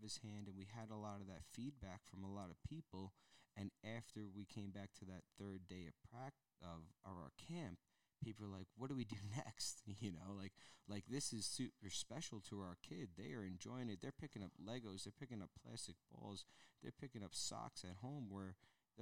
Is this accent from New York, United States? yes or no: yes; Long Island, New York, United States; moved away; we're all from Long Island. Three of us from Long Island here.